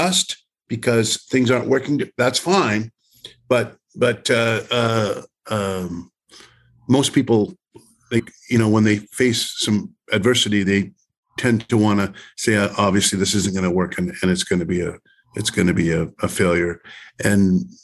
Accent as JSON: {"language": "English", "town": "Cranbrook", "region": "British Columbia", "country": "Canada", "tie": "born or raised there", "said": "my hometown of Cranbrook"}